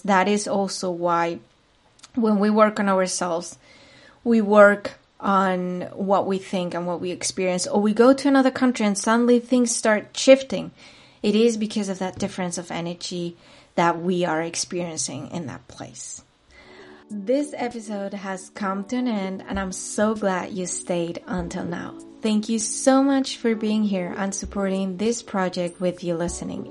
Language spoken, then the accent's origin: English; Madrid, Community of Madrid, Spain; moved away as an adult; now in Munich, Germany; I am originally from Spain, particularly from Madrid, the capital city, but I've been living for the past eight years in Munich, Germany.